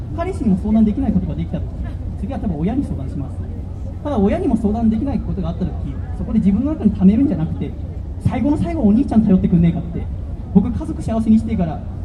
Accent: Yokohama, Kanagawa, Japan; also born or lived in Tokyo; 僕は横浜生まれ横浜育ち

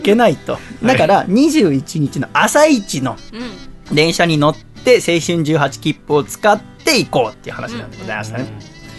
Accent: Yokohama, Kanagawa, Japan; 東戸塚の実家

